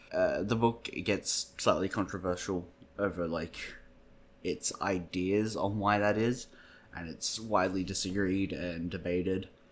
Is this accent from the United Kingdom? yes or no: no; Australia; As an Australian